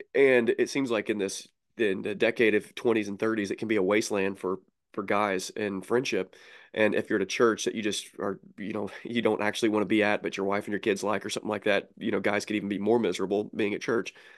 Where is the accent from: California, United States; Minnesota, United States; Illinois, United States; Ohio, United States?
Illinois, United States; Southern; I'm from Southern Illinois